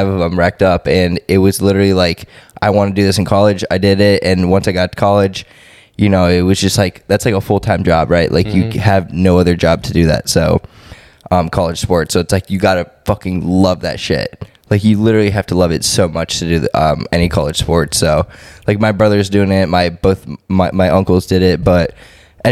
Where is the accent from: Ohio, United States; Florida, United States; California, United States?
Ohio, United States; Cleveland; moved away as an adult; also born or lived in Columbus, Ohio; now in Houston, United States; I grew up in Cleveland, Ohio.